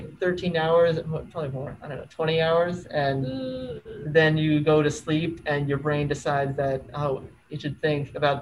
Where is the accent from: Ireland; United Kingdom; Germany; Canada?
Germany; born there; Yes, I was born in Germany.